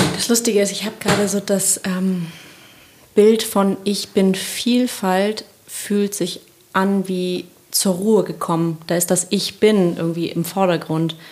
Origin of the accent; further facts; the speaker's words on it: Sauerland, North Rhine-Westphalia, Germany; moved away; Ich habe ja auch einen Teil meiner Kindheit im Sauerland verbracht